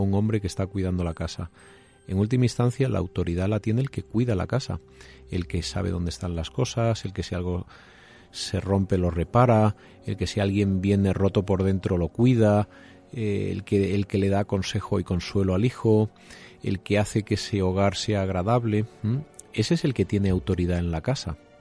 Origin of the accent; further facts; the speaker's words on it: Jaén, Andalusia, Spain; yo que soy de un pueblo de, de Jaén, de Don Jimeno